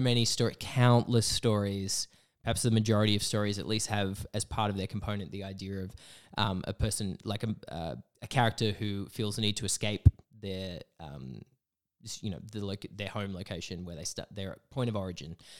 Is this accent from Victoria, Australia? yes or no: no; Broken Hill, New South Wales, Australia; moved away as an adult; now in Canberra, Australia; I grew up in Broken Hill